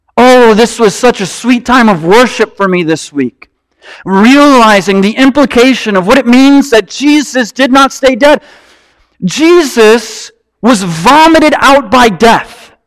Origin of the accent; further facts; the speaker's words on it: Marinette, Wisconsin, United States; moved away; also born or lived in Louisville, Kentucky; I'm from Marinette, Wisconsin